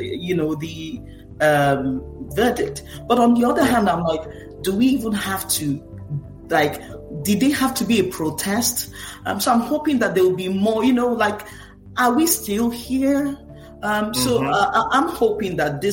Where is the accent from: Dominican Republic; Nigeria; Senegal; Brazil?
Nigeria; now in United States; I'm Nigerian-American, Nigerian by heritage, American by naturalization.